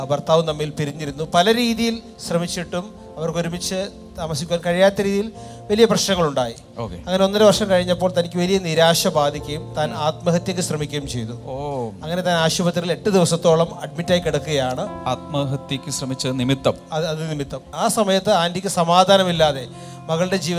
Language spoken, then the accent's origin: Malayalam; Vellanad, Kerala, India